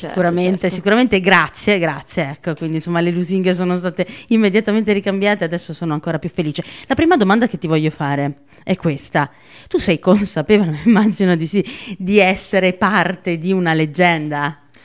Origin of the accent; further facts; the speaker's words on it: Naples, Campania, Italy; moved away as an adult; also born or lived in Trento; io sono di Secondigliano